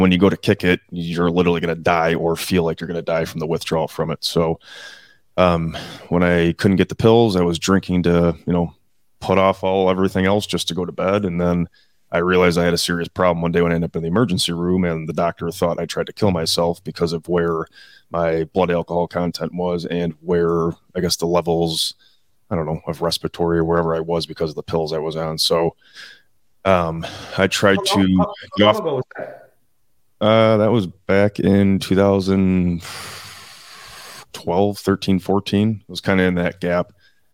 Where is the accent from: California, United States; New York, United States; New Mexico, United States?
New York, United States; Buffalo; born and raised in Buffalo, New York